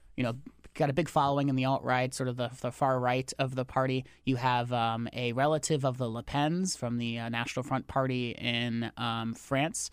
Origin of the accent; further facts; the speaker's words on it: Connecticut, United States; I'm from Connecticut